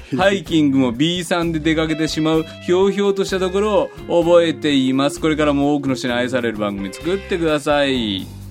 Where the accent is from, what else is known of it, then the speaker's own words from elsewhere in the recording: Fukuchiyama, Kyoto, Japan; moved away; 福知山福音住教会元旦礼拝、うんうん、もう10年ぐらいずっと元旦礼拝そこで説教して、もうあれですよ僕は生まれ育った